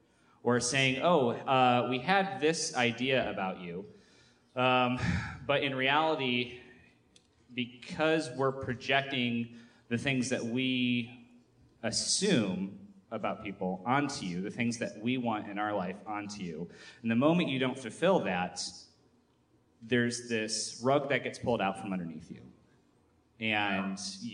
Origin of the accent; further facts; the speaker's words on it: Michigan, United States; I'm from Michigan